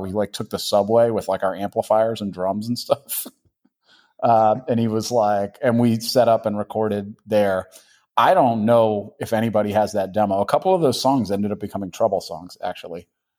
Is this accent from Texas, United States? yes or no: no; Boston, Massachusetts, United States; Well, I grew up in Boston, and that was where I got into punk and hardcore.